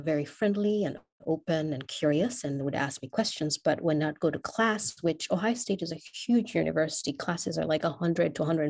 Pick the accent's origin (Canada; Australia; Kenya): Kenya; first language English; I would consider English my first language because in Kenya, we have two national languages.